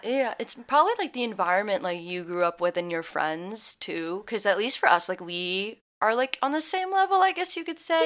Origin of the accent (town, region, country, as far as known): Midwest, United States; born or raised there